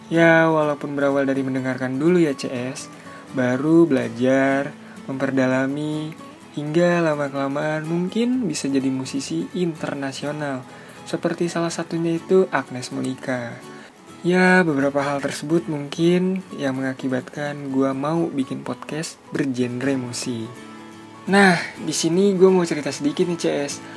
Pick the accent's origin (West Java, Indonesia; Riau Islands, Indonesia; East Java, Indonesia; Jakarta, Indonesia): West Java, Indonesia; Bogor; Gue berasal dari kota Bogor